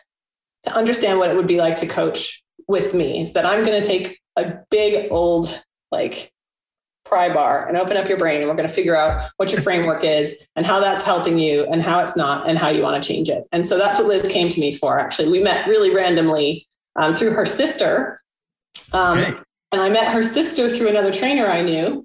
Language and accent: English; rural Massachusetts, United States; moved away; also born or lived in Los Angeles; I grew up in rural Massachusetts